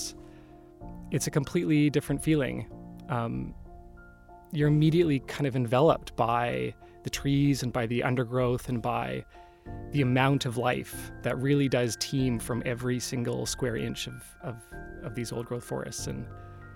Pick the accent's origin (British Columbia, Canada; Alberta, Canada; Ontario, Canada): British Columbia, Canada; Salt Spring Island; I grew up on Salt Spring Island, which is a small island in between Vancouver and Victoria